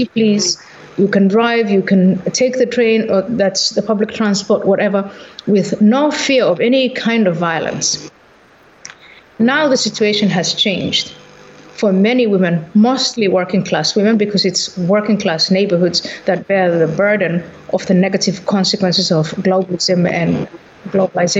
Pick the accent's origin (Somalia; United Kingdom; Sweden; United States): Somalia; moved away; also born or lived in Netherlands; I was born in Somalia